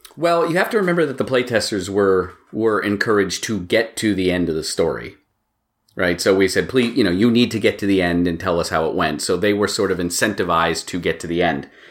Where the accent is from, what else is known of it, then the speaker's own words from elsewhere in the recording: Maine, United States; moved away as an adult; also born or lived in Boston; now in Massachusetts, United States; I grew up in Maine, and I went to college in Boston, and I live in Massachusetts